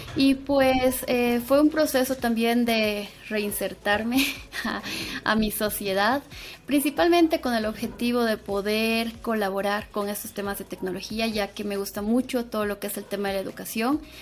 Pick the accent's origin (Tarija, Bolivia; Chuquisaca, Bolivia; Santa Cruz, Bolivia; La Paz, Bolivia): Chuquisaca, Bolivia; Sucre; moved away as an adult; also born or lived in Cochabamba, Bolivia; yo soy de Sucre, Bolivia